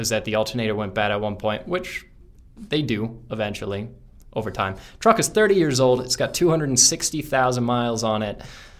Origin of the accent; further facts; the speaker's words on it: Appalachian Mountains, United States; now in Colorado, United States; I'm from the Appalachian Mountains